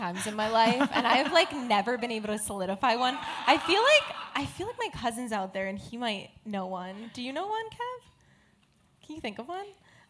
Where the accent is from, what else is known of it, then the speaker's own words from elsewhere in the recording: New Jersey, United States; I'm from Jersey